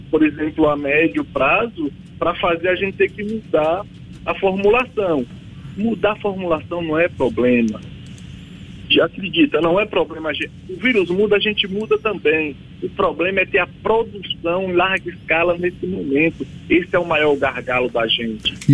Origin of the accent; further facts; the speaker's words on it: Bahia, Brazil; eu sou baiano lá do da Bahia